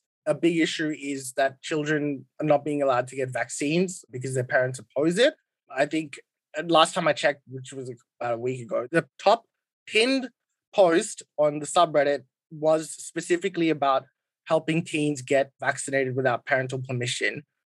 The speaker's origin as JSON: {"language": "English", "country": "India", "said": "Like, I'm Indian. I'm Hindu. India is one of the only oldest civilizations in the world"}